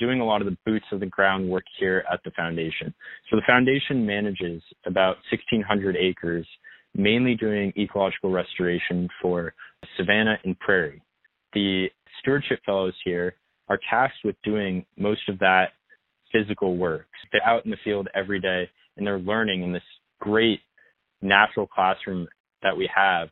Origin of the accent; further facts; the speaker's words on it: Bethesda, Maryland, United States; moved away as an adult; also born or lived in St. Louis, Missouri; I grew up in Bethesda, Maryland, which is right outside of Washington, D.C.